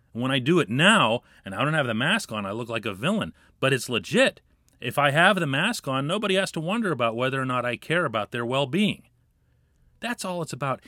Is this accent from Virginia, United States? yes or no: no; Pittsburgh, Pennsylvania, United States; as a Pittsburgher